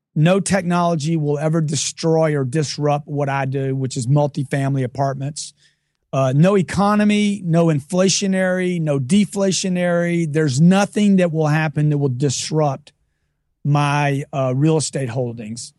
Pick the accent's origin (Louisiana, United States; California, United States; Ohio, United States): Louisiana, United States; Lake Charles; I grew up in Lake Charles, Louisiana from a, a lower middle class family